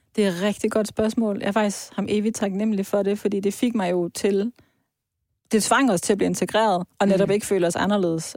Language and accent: Danish; Vejle, Southern Denmark, Denmark; moved away; also born or lived in Iran; jeg er opvokset i Vejle, i Jylland